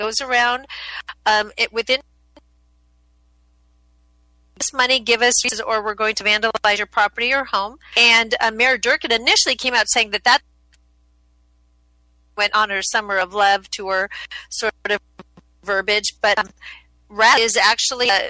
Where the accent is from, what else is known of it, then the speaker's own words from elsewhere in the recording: Colorado, United States; I grew up in Colorado